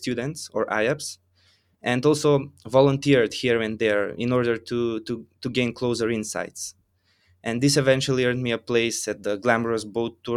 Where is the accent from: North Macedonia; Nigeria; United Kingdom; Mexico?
North Macedonia; I come from Macedonia.